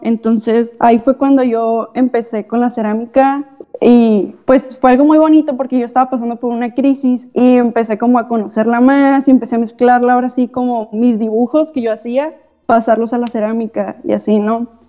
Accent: Tecate, Baja California, Mexico; yo soy de Tecate

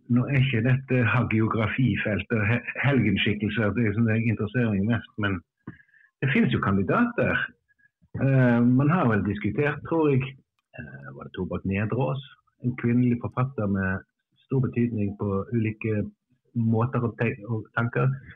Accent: Stavanger, Rogaland, Norway; now in Bergen, Norway; jeg, jeg, er jo ikke innfødt bergenser, jeg kommer fra Stavanger og har bodd her bare siden roughly

